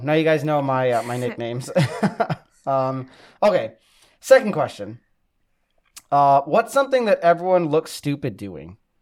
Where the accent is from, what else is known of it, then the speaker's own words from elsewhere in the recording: Maple Grove, Minnesota, United States; I grew up in Maple Grove, so I'm, I'm like a city slicker.